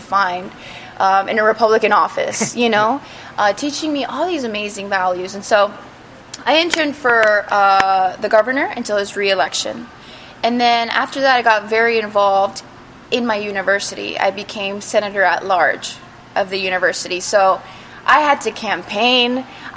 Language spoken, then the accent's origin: English; Miami, Florida, United States; also born or lived in Italy; I was born in Italy, and I was raised in Miami, Florida